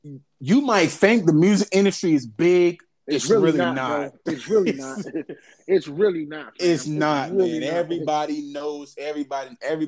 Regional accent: the South, United States; I'm from the South, man.

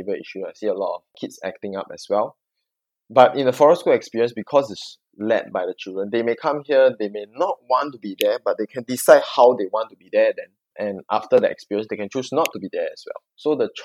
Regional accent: Singapore; I'm Singaporean

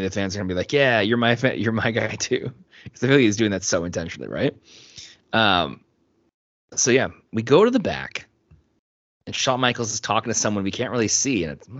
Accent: Canada; I am Canadian

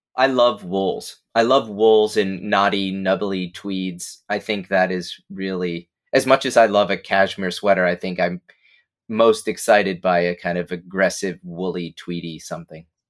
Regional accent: Binghamton, New York, United States; moved away; my hometown of Binghamton

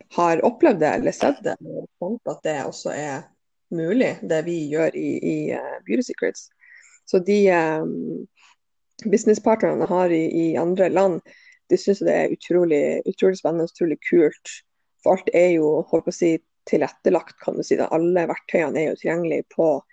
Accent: Bodø, Nordland, Norway; jeg er oppvokst i Bodø, så jeg er jo fra samme plassen som Eir

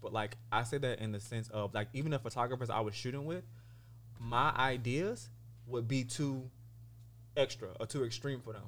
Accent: Sumter, South Carolina, United States; also born or lived in San Diego, California; now in Los Angeles, United States; I'm born and raised in Sumter, South Carolina, and I currently reside in Los Angeles, California

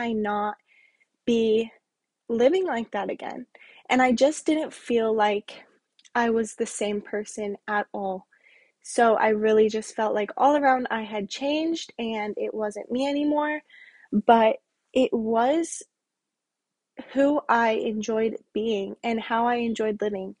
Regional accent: Wyoming, United States; now in Las Vegas, United States; I'm from Wyoming and I currently live in Las Vegas with my boyfriend

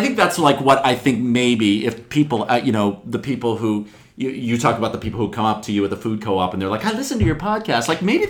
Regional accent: Pittsburgh, Pennsylvania, United States; moved away as an adult; also born or lived in Sarasota; now in New York, United States; Pittsburgh for 3 weeks, my hometown.

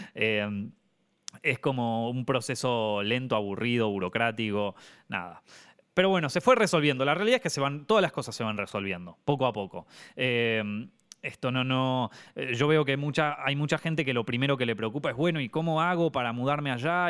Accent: Argentina; moved away as an adult; now in Madrid, Spain; como argentino

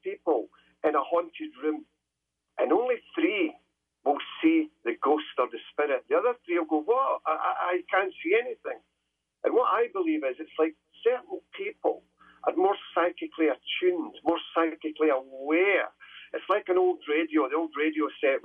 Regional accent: Scotland, United Kingdom; Ever since I was a small boy growing up in Scotland

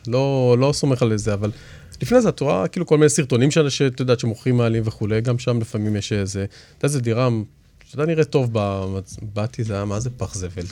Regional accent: Israel; אנחנו ישראלים ואנחנו גם יהודים

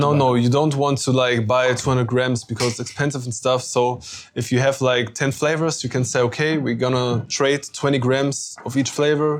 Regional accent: Kassel, Hesse, Germany; I'm from Germany, of course. I'm 25 years old. I'm from Kassel

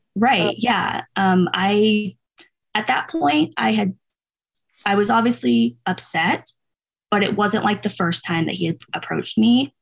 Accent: outside the Bay Area, Northern California, United States; moved away as an adult; also born or lived in San Diego; I'm originally from California. I grew up in Northern California, kind of outside the Bay Area near like Oakland, San Francisco.

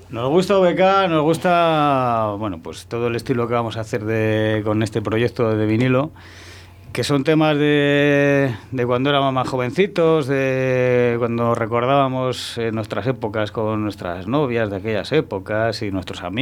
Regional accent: Spain; born or raised there

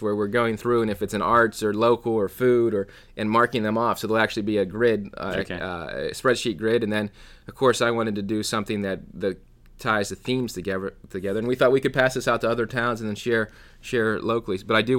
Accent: Pennsylvania, United States; I'm from Catania, Pennsylvania

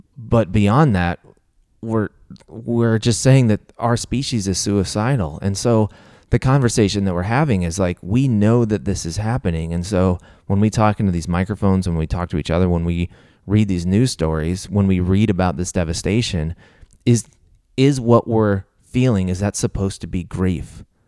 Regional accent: Missouri, United States; I grew up in Missouri

